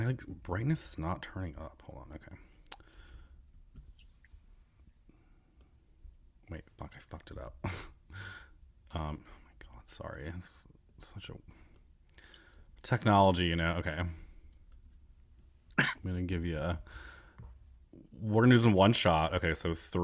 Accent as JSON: {"language": "English", "town": "Elmira", "region": "New York", "country": "United States", "tie": "born or raised there", "moved": "yes", "said": "my hometown Elmira"}